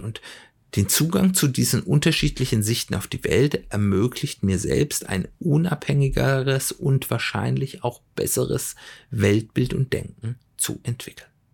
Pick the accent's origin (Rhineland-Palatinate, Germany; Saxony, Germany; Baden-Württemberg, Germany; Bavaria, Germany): Baden-Württemberg, Germany; Swabia; moved away; ich komme ja ursprünglich aus dem Schwäbischen